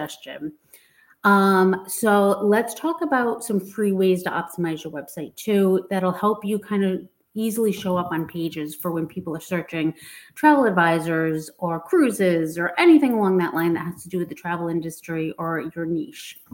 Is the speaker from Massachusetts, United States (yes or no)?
yes; Massachusetts, United States; I'm from Massachusetts